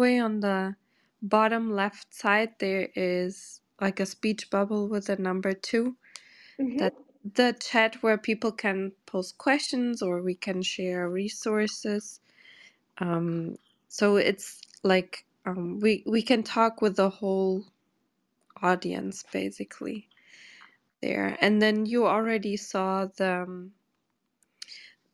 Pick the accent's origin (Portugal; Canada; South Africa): Portugal; Porto, Norte; now in New York City, United States; in my hometown in Porto